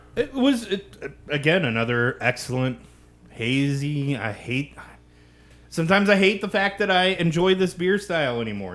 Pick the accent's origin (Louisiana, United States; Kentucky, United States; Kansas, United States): Kansas, United States; my home state